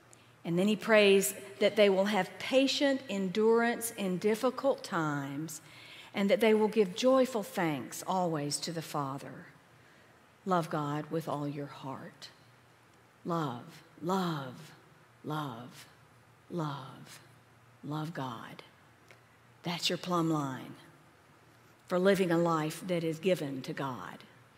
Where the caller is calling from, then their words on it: Asheville, North Carolina, United States; I come to you from Asheville in the Diocese of Western North Carolina